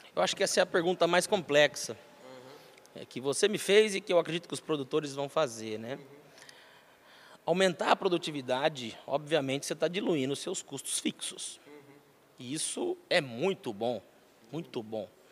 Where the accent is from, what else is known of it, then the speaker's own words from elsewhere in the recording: Ourinhos, São Paulo, Brazil; also born or lived in Marília / Piracicaba; Eu sou nascido em Marília, São Paulo. É, meu pai tinha um posto de gasolina em Ourinhos, uhum. na verdade Santa Cruz do Rio Pardo, entre Ourinhos e Santa Cruz, posto cruzadão. E aí, prontamente já fomos morar em Ourinhos, né, eu e minha família, fui criado lá